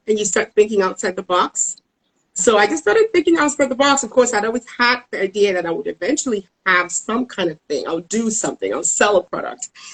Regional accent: Cameroon; moved away as an adult; now in Dallas, United States; I am originally from Cameroon in West Africa.

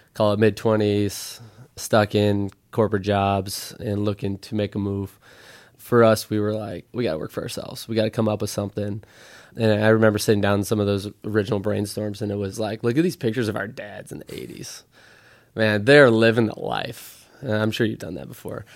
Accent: Midwest, United States; moved away as an adult; also born or lived in Stanford; now in San Francisco, United States; I grew up in the Midwest. I've been living out here in San Francisco for ten years.

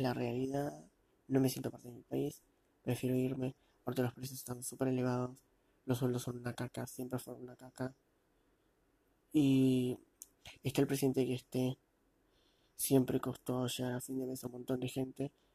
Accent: Argentina; Nací aquí y sigo viviendo.

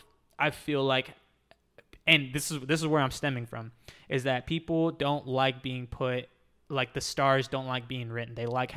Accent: Southern United States, United States; born there; I was born in the Bible Belt. Like, yeah. So I was born into this idea of like religion and Catholicism, baptism, all this other stuff.

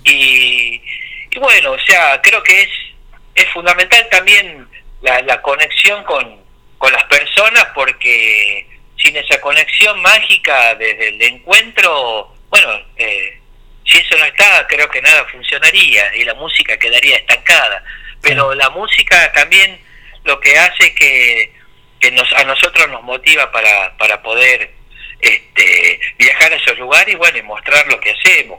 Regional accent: San Miguel de Tucumán, Tucumán, Argentina; moved away as an adult; now in Buenos Aires, Argentina; soy oriundo de San Miguel de Tucumán, nací allá este, y estoy radicado acá en Buenos Aires ya hace, hace 20 años

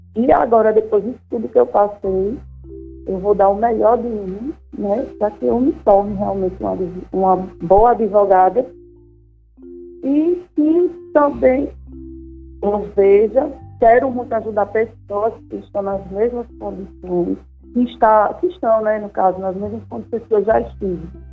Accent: Arapiraca, Alagoas, Brazil; also born or lived in Maceió; eu nasci aqui em Maceió, com sete anos de idade, fui morar em Arapiraca e morei lá boa parte da minha vida

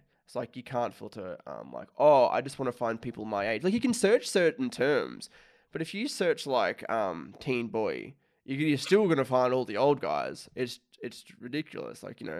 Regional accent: Australia; I'm from Australia

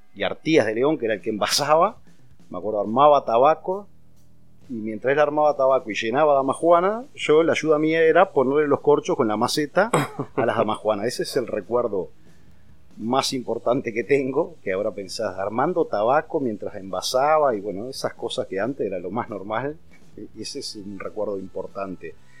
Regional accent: Canelón Chico, Canelones, Uruguay; yo nací en Canelón Chico, eh, en una casa que está pegada a la bodega

